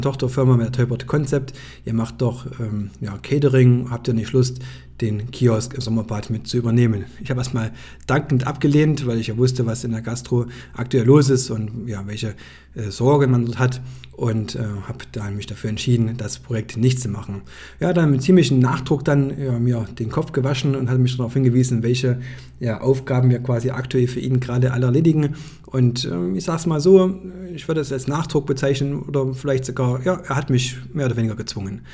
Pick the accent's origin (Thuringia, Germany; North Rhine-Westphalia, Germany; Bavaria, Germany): Thuringia, Germany; Greiz; saß ich beim Geschäftsführer ja, in meiner Heimatstadt